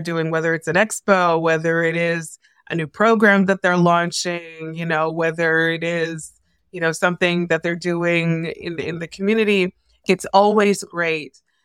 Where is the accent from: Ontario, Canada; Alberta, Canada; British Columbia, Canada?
Ontario, Canada; Toronto; moved away as an adult; also born or lived in Newfoundland / Edmonton / Calgary / Kitchener; now in Vancouver, Canada; I was born and raised in Toronto